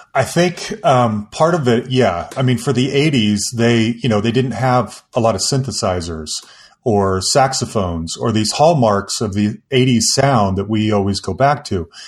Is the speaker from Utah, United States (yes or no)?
yes; Salt Lake City, Utah, United States; moved away as an adult; now in Denver, United States; I grew up in Salt Lake City